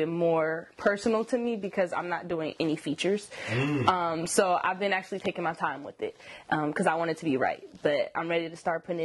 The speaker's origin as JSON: {"language": "English", "town": "Sacramento", "region": "California", "country": "United States", "said": "I'm from Sacramento"}